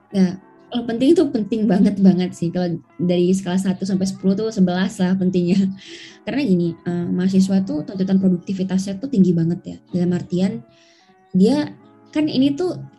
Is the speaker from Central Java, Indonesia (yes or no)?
no; Bali, Indonesia; moved away as an adult; aku kan dari Bali